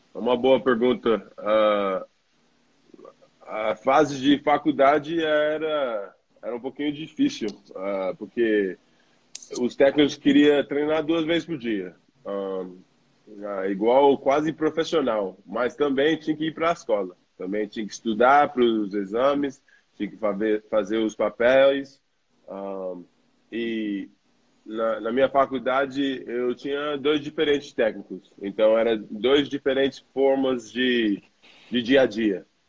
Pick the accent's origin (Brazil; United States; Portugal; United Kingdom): United States; New York; Portuguese is a second language; moved away as an adult; now in Australia; eu cresci em Nova York, uh, numa cultura brasileira, uh, frequentando uma igreja brasileira e comendo e falando português direto em casa